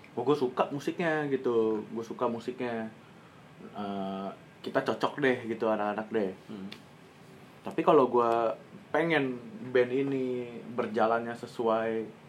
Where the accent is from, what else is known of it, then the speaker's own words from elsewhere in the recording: Bekasi, West Java, Indonesia; kita anak Bekasi